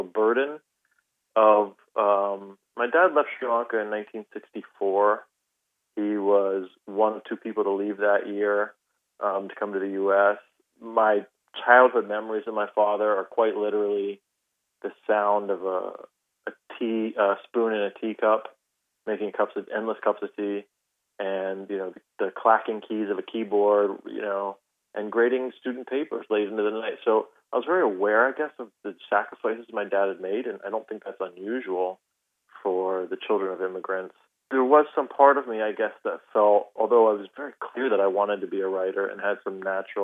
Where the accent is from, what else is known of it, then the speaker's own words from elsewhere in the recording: United States; I'm wholly American. I mean, I grew up here